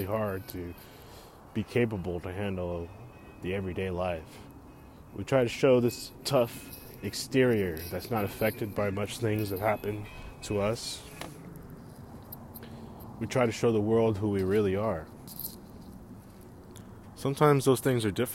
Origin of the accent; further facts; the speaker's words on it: Bay Area, California, United States; Born and raised in the Bay Area, bred here